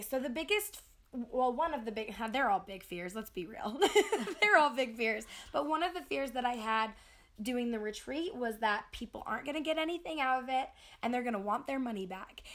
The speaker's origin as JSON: {"language": "English", "country": "United States", "said": "especially being an American, I think we kind of rush through things"}